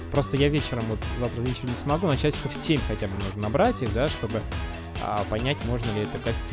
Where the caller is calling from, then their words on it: Moscow, Russia; Я просто из Москвы звоню.